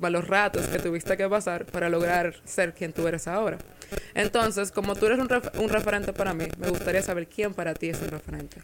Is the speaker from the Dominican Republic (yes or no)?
yes; Dominican Republic; siendo dominicana y mujer